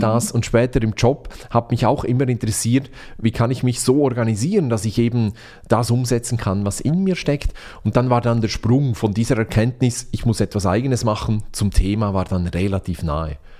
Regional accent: Switzerland; ich bin Schweizer

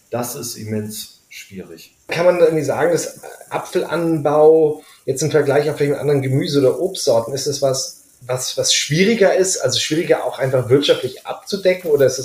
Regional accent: Schleswig-Holstein, Germany; ich bin selber Norddeutscher, ich komme aus Schleswig-Holstein, deswegen sage ich auch Pfannkuchen.

